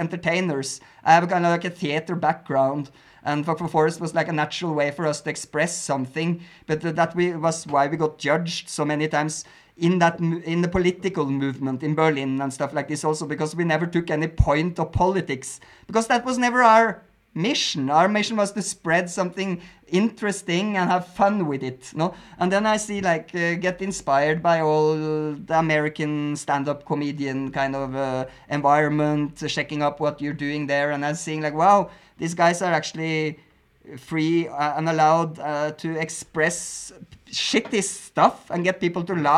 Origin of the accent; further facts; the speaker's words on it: Norway; English is a second language; now in Mexico; I grew up in Norway with a hard censorship laws on movies.